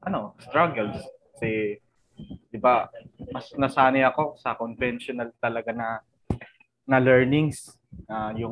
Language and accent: Tagalog; Manila, Metro Manila, Philippines; lumaki ako sa Palok, Maynila. So, ibig sabihin, malapit ako sa National University.